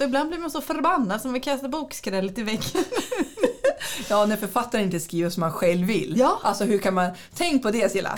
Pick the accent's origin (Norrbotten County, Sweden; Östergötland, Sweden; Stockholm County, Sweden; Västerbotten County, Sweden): Västerbotten County, Sweden; near Skellefteå; moved away as an adult; also born or lived in Jönköping; now in Västervik, Sweden; vi hade ju ett litet bibliotek där, där jag kommer ifrån